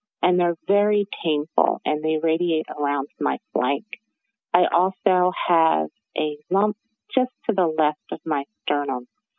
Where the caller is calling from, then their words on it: New Jersey, United States; I'm coming from New Jersey.